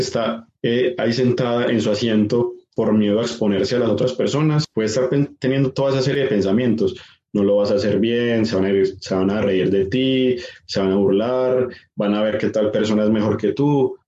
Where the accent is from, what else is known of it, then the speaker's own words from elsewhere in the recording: Medellín, Antioquia, Colombia; now in Sabaneta, Colombia; Yo soy de Medellín, vivo en Sabaneta